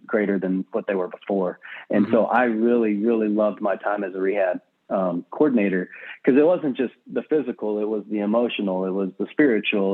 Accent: Southwest Texas, United States; also born or lived in Nacogdoches, Texas; I'm from Southwest Texas. So I've got, grew up on a ranch, speak Tex-Mex

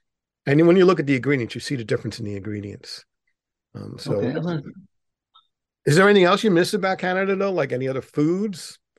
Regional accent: New York City, New York, United States; I was born in Manhattan and, you know, grown up here

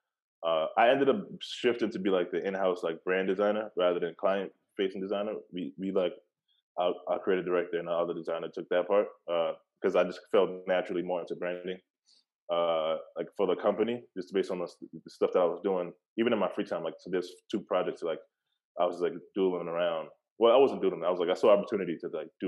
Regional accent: New York City, New York, United States; I'm from Brooklyn, like originally

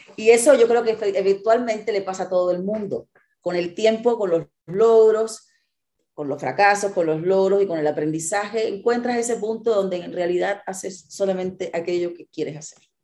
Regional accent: Cuba; also born or lived in Mexico City, Mexico / Monterrey, Mexico; now in Mexico; yo crecí en Cuba

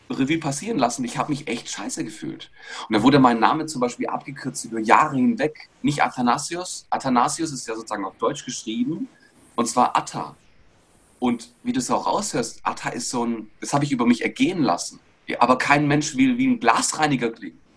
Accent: Greece; now in Stuttgart, Germany; Und irgendwann bin ich über die Königstraße in Stuttgart durchgelaufen, als Grieche, ja, wohlgemerkt.

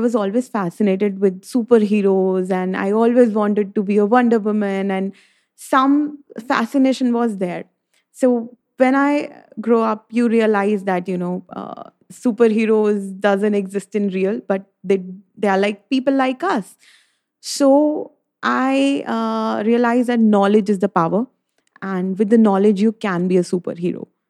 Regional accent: Delhi, India; I'm from Delhi, uh, from a Punjabi family

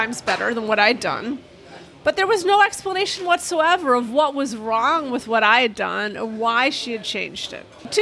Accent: Chicago, Illinois, United States; moved away; I grew up near Chicago

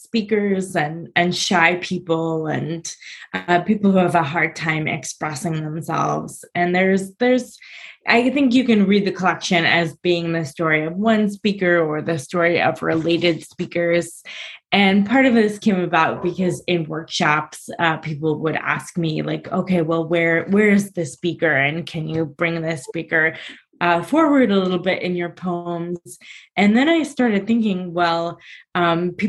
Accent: Chicago, Illinois, United States; now in New Jersey, United States; I'm originally from Chicago

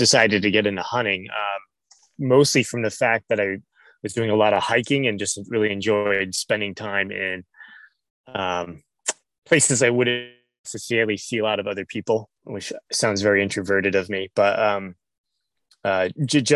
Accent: Western Massachusetts, United States; moved away as an adult; now in Vermont, United States; I grew up in Western Massachusetts

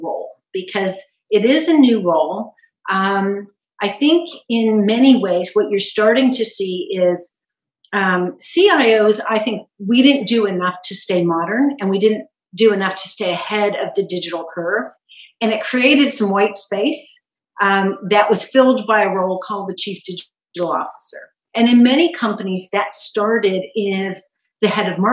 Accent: California, United States; moved away as an adult; also born or lived in Trinidad and Tobago / East Coast, United States / England / South Africa; And I did all of my schooling in California. I grew up in California before moving to the East Coast with my husband when I got married.

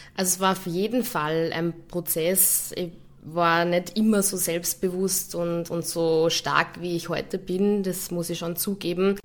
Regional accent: Linz, Upper Austria, Austria; moved away as an adult; also born or lived in Hamburg / Munich; now in Vienna, Austria; ich bin von Linz nach, nach Wien gezogen

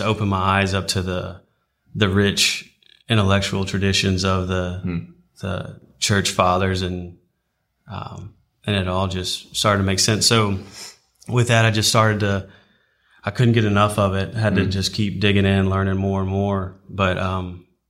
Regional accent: Fairhope, Alabama, United States; also born or lived in Texas; I was originally from Texas, went to high school in Fairhope, Alabama.

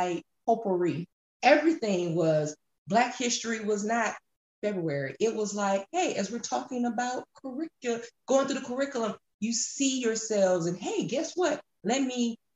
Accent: Atlanta, Georgia, United States; I grew up in Metro Atlanta

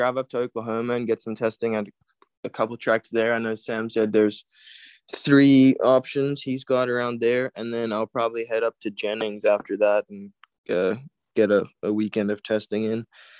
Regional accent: South Africa; now in United States; I mean, more after I came here, not

